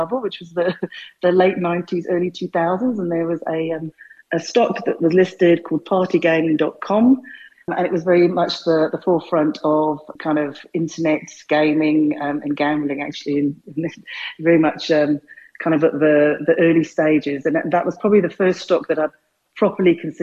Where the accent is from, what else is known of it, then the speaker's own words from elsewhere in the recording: London, United Kingdom; moved away as an adult; now in South Africa; I grew up in North London